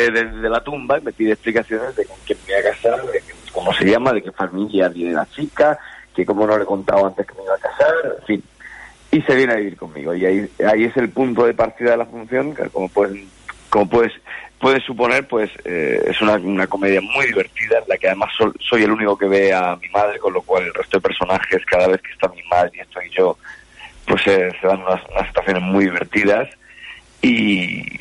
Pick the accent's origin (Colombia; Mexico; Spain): Spain; Region of Murcia; now in Madrid, Spain; las cosas han ido muy bien desde que llegué a Madrid hace ya hace 20 años que, que emigré de Murcia a Madrid